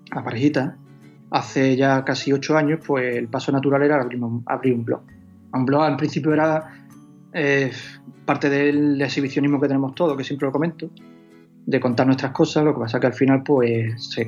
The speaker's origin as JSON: {"language": "Spanish", "town": "Huelva", "region": "Andalusia", "country": "Spain", "lives_now": "Seville, Spain", "said": "Yo en realidad tampoco soy de Sevilla, soy de Huelva, pero."}